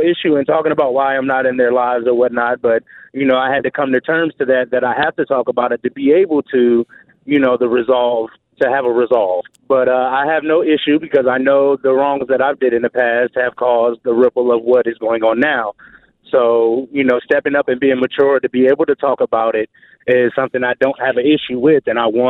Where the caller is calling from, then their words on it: Jacksonville, Florida, United States; Jacksonville, Florida.